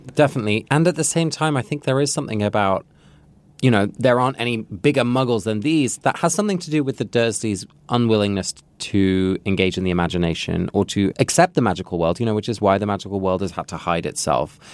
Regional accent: England, United Kingdom; moved away; I grew up in England

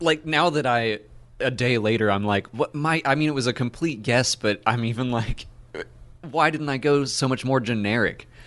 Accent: Atlanta, Georgia, United States; I'm from Atlanta

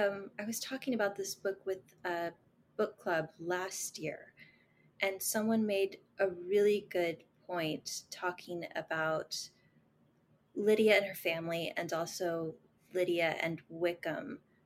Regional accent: the Bible Belt, United States; Like, I grew up in a very conservative culture. {S4} Mm-hmm. {S5} You know, I'm from the Bible Belt.

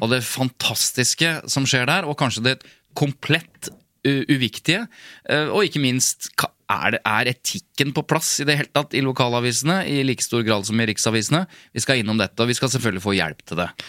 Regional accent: Jevnaker, Innlandet, Norway; Jevnaker, der jeg er fra

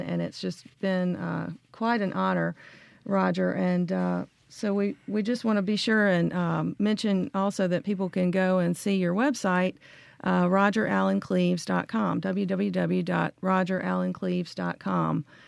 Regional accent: Memphis, Tennessee, United States; I'm also from Memphis

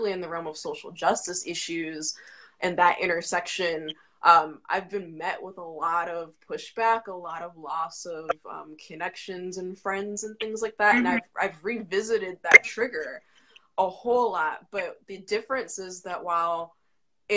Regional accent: Virginia Beach, Virginia, United States; I'm from Virginia Beach, Virginia

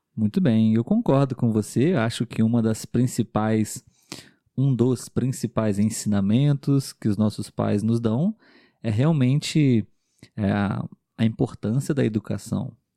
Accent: Brazil; Nós somos um casal de brasileiros

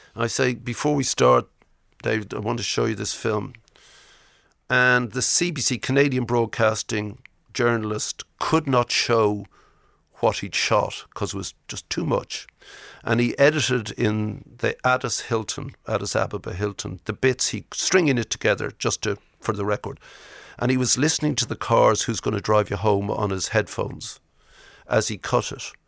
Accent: Ireland; I'm Irish.

